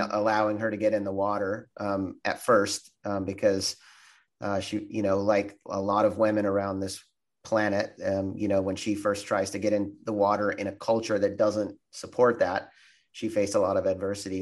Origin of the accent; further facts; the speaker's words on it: Florida, United States; moved away; also born or lived in Santa Barbara; growing up in Florida